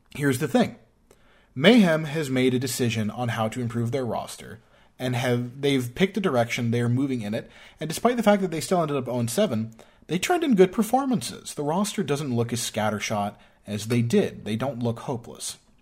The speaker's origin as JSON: {"language": "English", "region": "New York", "country": "United States", "said": "I'm from New York."}